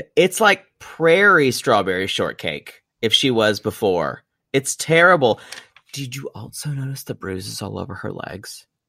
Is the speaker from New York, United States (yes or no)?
no; South Carolina, United States; You will not get me to betray my homeland